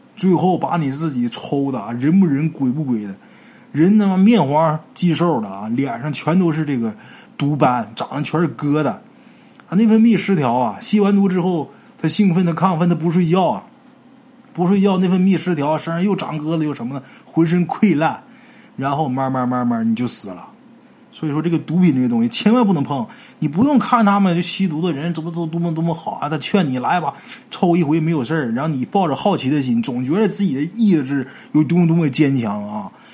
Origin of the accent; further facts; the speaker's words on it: Northeast China, China; 我们东北话说一个老爷们儿面地瓜